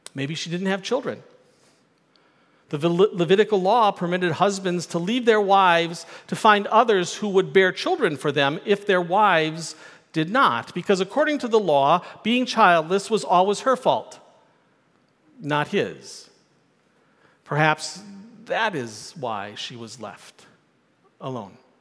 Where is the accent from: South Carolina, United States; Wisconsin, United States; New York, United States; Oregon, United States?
Wisconsin, United States; Milwaukee; I grew up in Milwaukee.